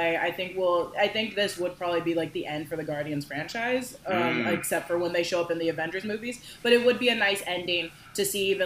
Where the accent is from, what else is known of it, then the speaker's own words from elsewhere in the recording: Bend, Oregon, United States; I'm 26 years old. I come from Bend, Oregon.